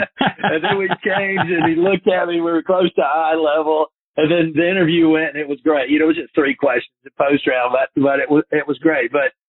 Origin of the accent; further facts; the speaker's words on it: Chattanooga, Tennessee, United States; born there; I was born in the Chattanooga area, and all my family lives there in the area.